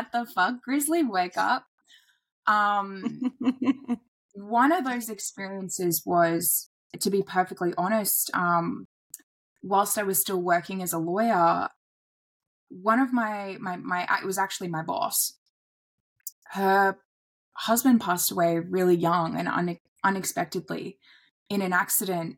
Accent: Airlie Beach, Queensland, Australia; moved away; I relocated out of the city back to my hometown in Airlie Beach

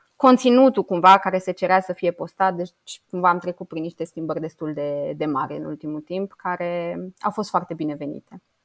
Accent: Romania; moved away as an adult; also born or lived in Luxembourg; sunt româncă

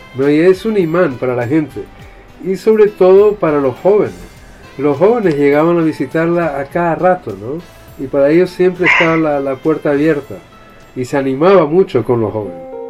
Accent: Chile; Yo nací en Chile

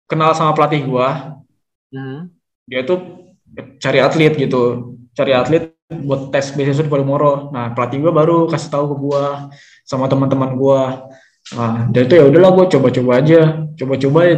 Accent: Bogor, West Java, Indonesia; nah kebetulan dari gua dari Kabupaten Bogor yang bisa ngelain Kabupaten Barung Barat tuh cuma satu orang

